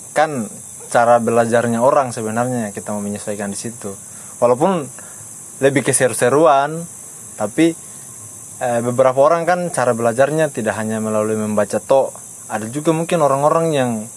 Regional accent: Baubau, Southeast Sulawesi, Indonesia; saya juga orang Bau-Bau, orang tua asli Bau-Bau, tinggal di Lamangga

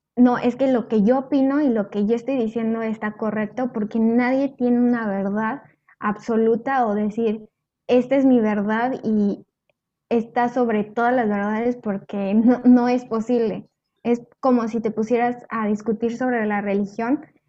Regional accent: Mexico; los mexicanos somos como muy burlones

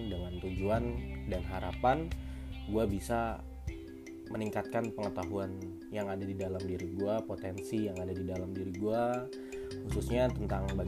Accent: Tangerang, Banten, Indonesia; kebetulan gue memang dari lahir tinggal di Tangerang cuman nyokap orang Palembang dan bokap orang Sunda uh, eh, gue besar di Tangerang

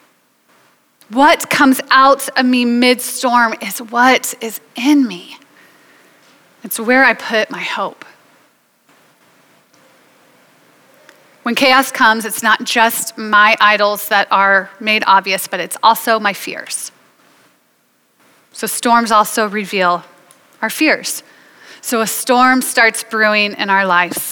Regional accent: United States; I'm an American

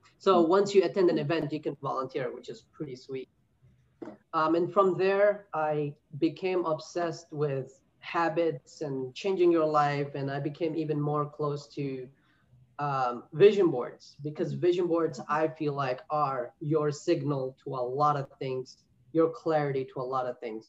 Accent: New York City, New York, United States; moved away as an adult; now in North Carolina, United States; I'm originally from New York City. I moved to North Carolina a couple of years ago

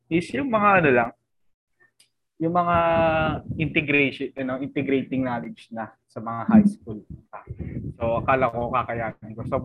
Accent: Manila, Metro Manila, Philippines; lumaki ako sa Palok, Maynila. So, ibig sabihin, malapit ako sa National University.

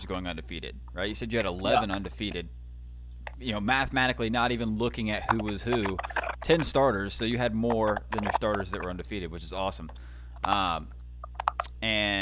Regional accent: Canton, United States; I'm from Canton

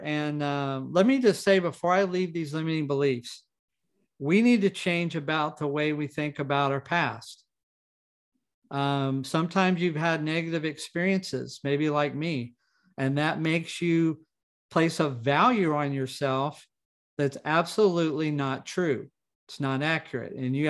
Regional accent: Roswell, New Mexico, United States; born there; I was born in Roswell, New Mexico. I had between 40 and 50 fractures by the time I was 13.

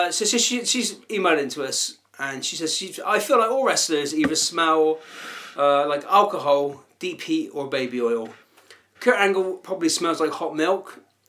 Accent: Bristol, South West England, United Kingdom; We're from Bristol. We're two. I'm approaching. I think I'm middle aged. I'm 42.

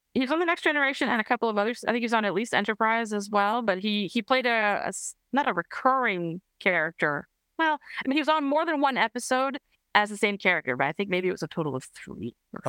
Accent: Canada; I'm Canadian

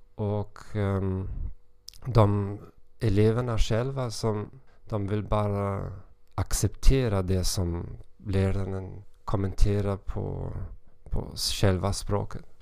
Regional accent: Hamburg, Germany; Swedish is a second language; moved away as an adult; now in Moldova; Jag kommer från Hamburg, Tyskland

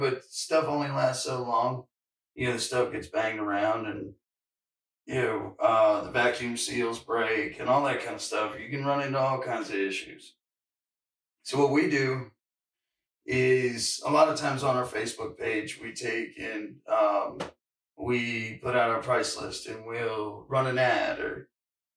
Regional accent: Virginia, United States; also born or lived in California; now in North Carolina, United States; I'm from Virginia, but I moved out to California And now I'm back in North Carolina

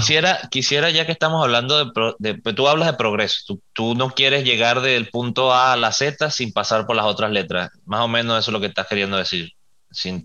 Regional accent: Venezuela; nosotros somos eh, venezolanos

